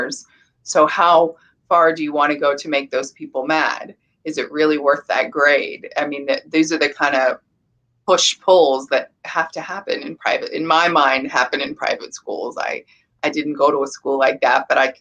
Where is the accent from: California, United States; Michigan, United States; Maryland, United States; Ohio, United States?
California, United States; I come from California